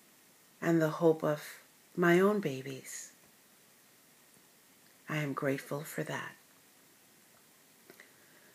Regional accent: United States; for being an American

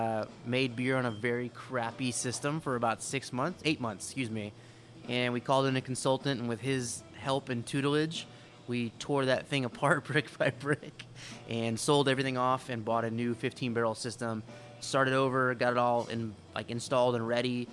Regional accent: New Braunfels, Texas, United States; We're from New Braunfels

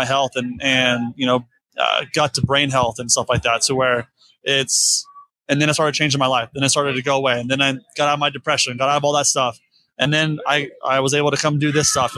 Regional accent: Florida, United States; I'm from Florida, so I grew up with James

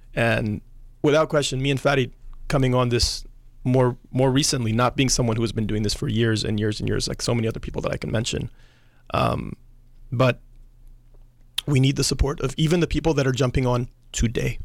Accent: United States; Growing up in the United States

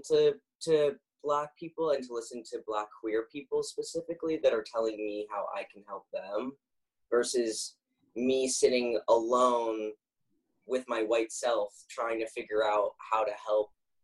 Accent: Los Angeles, California, United States; now in New York City, United States; I'm from Los Angeles, though, originally

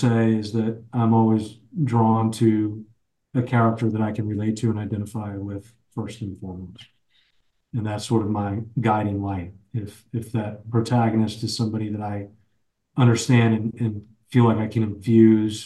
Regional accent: Fort Worth, Texas, United States; I grew up in Fort Worth, Texas

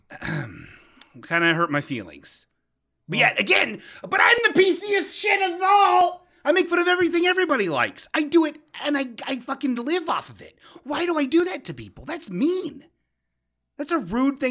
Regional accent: United States; We, as the American peeps

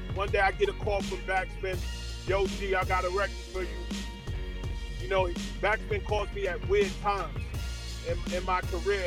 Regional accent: New York City, New York, United States; I'm originally from Flatbush, Brooklyn

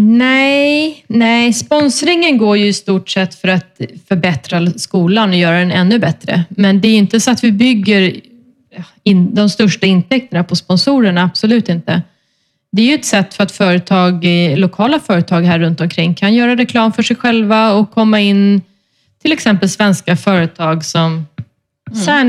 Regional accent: Sweden; now in Spain; hemma i Sverige

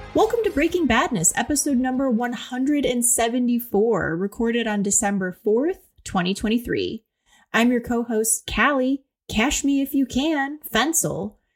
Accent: Ohio, United States; I'm from Ohio

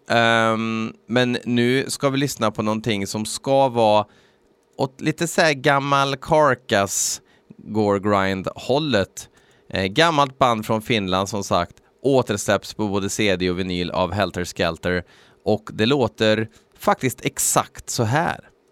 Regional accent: Värmland, Sweden; vi är värmlänningar

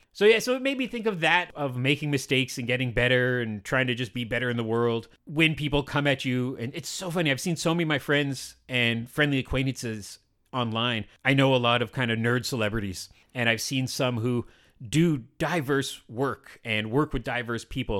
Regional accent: Canada; I'm a Canadian, white, middle-aged, brown-haired, heterosexual

